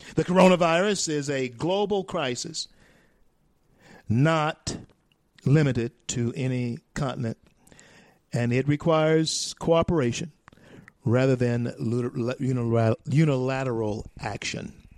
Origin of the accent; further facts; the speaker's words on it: Louisiana, United States; now in Colorado, United States; my home state of Louisiana, even though I'm here in Colorado now